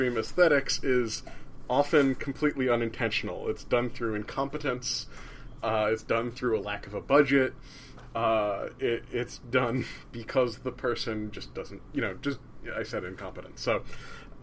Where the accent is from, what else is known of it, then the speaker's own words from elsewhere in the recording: New Jersey, United States; I'm from New Jersey